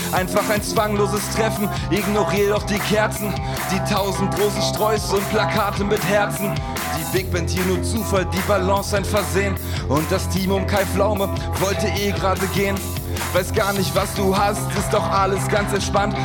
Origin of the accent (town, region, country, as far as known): Hanover, Lower Saxony, Germany; born or raised there